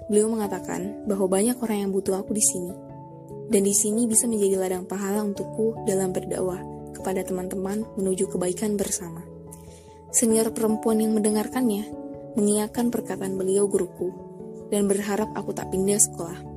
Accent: South Sulawesi, Indonesia; Aku tinggal di salah satu kabupaten di Sulawesi Selatan, jadi aku asli Bugis ya.

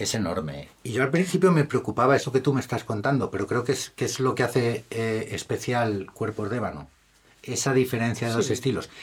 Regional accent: Madrid, Community of Madrid, Spain; Como buen madrileño que soy, evidentemente tengo que defender mi Madrid

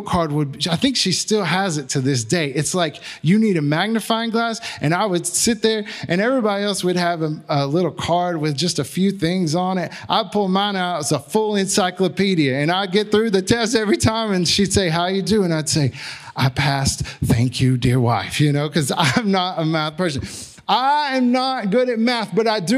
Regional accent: Magnolia, United States; I'm from Magnolia

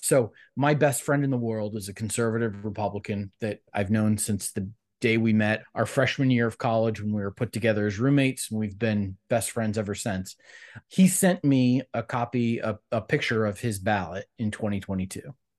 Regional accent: Cleveland, Ohio, United States; I grew up in Cleveland, Ohio

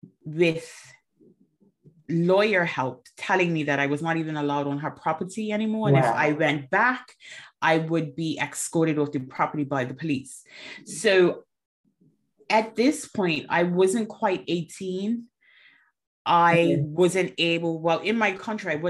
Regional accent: Bermuda; now in England; I'm originally from Bermuda, and I am currently in England

